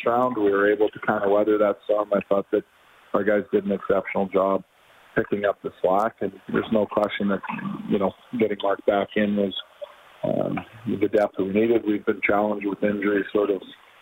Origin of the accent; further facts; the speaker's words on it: Edmonton, Alberta, Canada; now in Calgary, Canada; Edmonton is my hometown, my whole life growing up